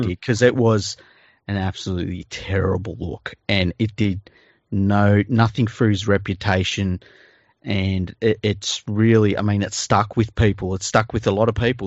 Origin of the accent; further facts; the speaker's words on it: Sydney, New South Wales, Australia; I grew up in Mount Druitt